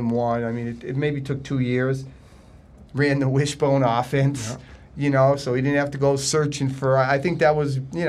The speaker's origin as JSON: {"language": "English", "town": "Springfield", "region": "Massachusetts", "country": "United States", "tie": "born or raised there", "said": "I grew up in Springfield, Massachusetts"}